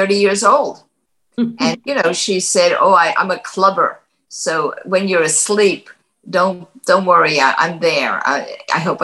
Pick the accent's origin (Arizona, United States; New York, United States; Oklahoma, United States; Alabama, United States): New York, United States; New York City; moved away as an adult; also born or lived in New Jersey; I'm a New Yorker, actually New York City, meaning Manhattan